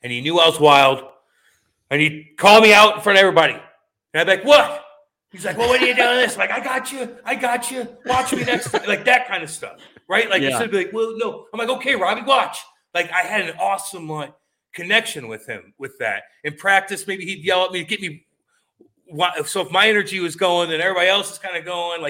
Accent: St. Louis, Missouri, United States; growing up in St. Louis

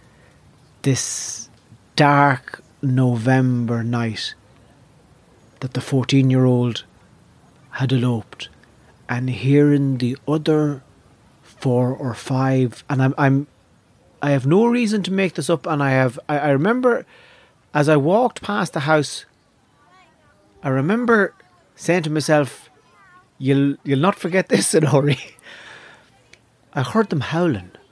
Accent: Navan, Leinster, Ireland; When I was growing up in Navan

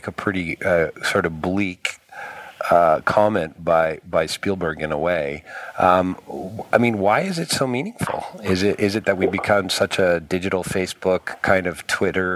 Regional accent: outside of Toronto, Ontario, Canada; I live in the suburbs. I grew up outside of Toronto

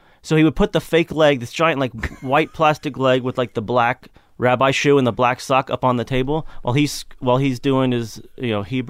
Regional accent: Kentucky, United States; Yeah, I grew up in Kentucky. My family's mostly from Tennessee.

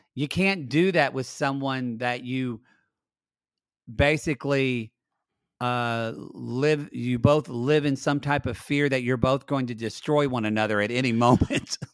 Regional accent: United States; I am an American watching it, and as an American watching

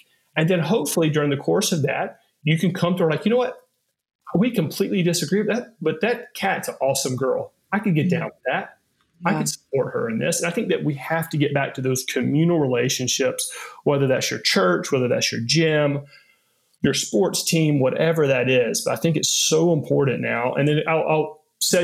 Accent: the South, United States; I was growing up in the South in this culture that I found Jesus and not Muhammad

